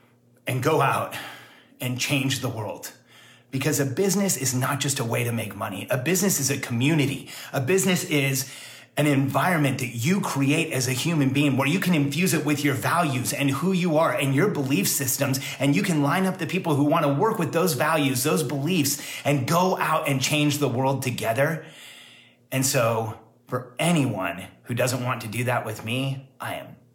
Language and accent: English; Mexico; moved away; I was actually born in Mexico.